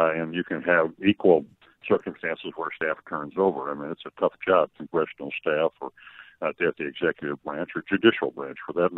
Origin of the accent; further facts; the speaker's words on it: Illinois, United States; I'm the guy from Illinois, I'm not moving out of Illinois